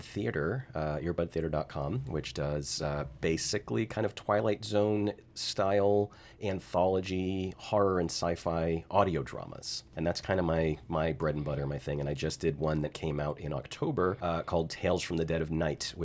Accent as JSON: {"language": "English", "region": "Massachusetts", "country": "United States", "tie": "born or raised there", "said": "I was raised in Massachusetts"}